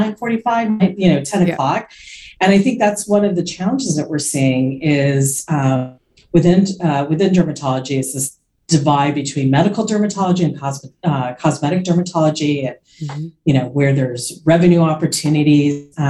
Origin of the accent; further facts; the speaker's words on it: Florida, United States; also born or lived in suburbs of New York City; now in New York City suburbs, United States; I grew up in Florida